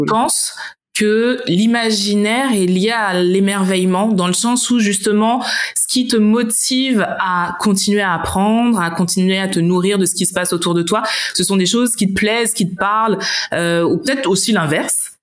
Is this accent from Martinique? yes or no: yes; Martinique; moved away as an adult; also born or lived in United States; now in Berlin, Germany; je viens de la Martinique